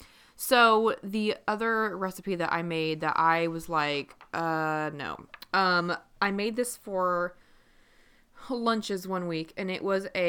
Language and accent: English; Midwest, United States; I'm from the Midwest.